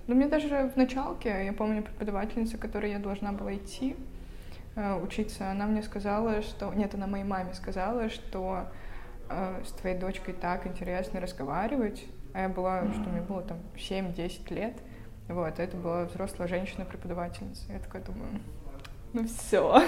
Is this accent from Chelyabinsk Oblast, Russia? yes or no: no; Vologda, Vologda Oblast, Russia; moved away as an adult; now in Saint Petersburg, Russia; Я сама из Вологды, относительно тоже недалеко отсюда